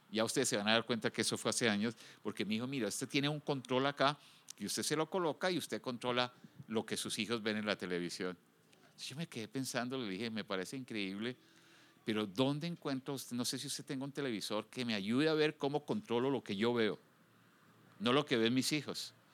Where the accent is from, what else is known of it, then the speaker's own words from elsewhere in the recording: United States; now in Guadalajara, Mexico; Yo vengo de los Estados Unidos uno de los países más desarrollados del mundo, quizás con la fuerza de policía más organizada y con más recursos.